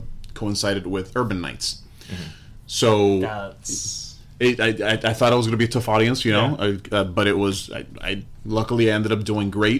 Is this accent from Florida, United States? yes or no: yes; Hialeah, Florida, United States; I grew up in Hialeah